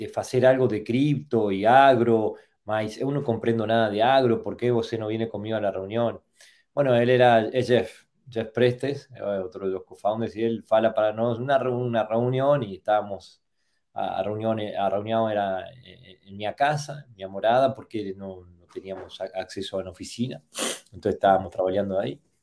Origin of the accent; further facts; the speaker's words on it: Argentina; soy de Argentina